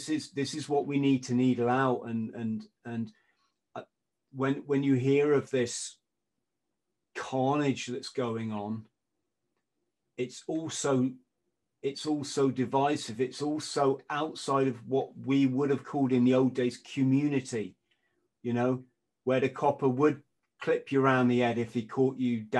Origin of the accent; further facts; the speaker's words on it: England, United Kingdom; I'm an Englishman